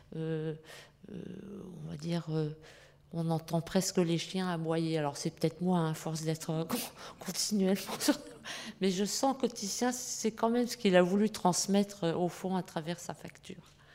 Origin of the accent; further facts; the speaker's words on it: France; chez nous en France